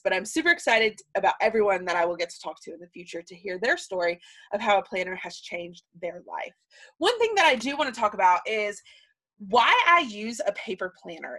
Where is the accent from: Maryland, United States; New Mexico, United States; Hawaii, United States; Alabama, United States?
Alabama, United States; moved away as an adult; now in Texas, United States; I was born and raised in Sweet Home, Alabama